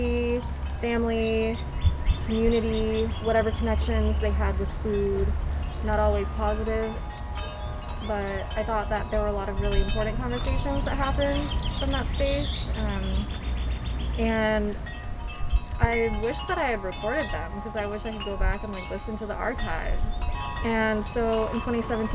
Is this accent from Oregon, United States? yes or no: yes; Portland, Oregon, United States; moved away as an adult; also born or lived in Rhode Island; now in Portland, Maine, United States; I'm from Portland, Oregon, and now I'm in Portland, Maine. I lived in Oregon for 27 years of my life